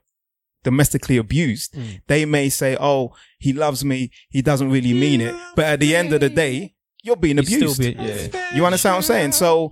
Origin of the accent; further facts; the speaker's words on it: Nigeria; I'm a black man first. I'm a Nigerian before anything else.